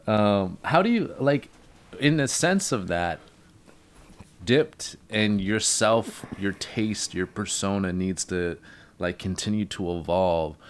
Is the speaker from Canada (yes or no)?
yes; Hornby Island, British Columbia, Canada; I'm from Hornby.